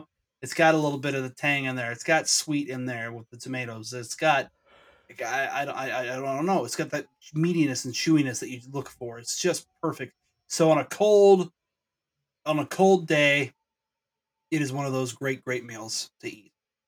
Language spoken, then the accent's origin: English; Snohomish, Washington, United States; we grew up in Snohomish.